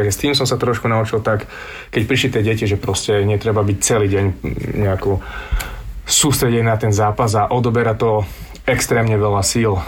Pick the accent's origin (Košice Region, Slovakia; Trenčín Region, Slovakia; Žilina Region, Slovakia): Košice Region, Slovakia; Spišská Nová Ves; moved away; also born or lived in Sweden; som zo Spiske Novej si